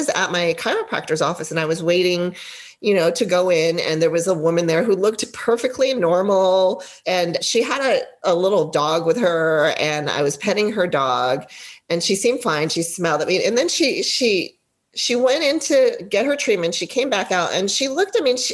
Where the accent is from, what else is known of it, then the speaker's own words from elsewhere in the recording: Los Angeles, California, United States; I'm from LA or California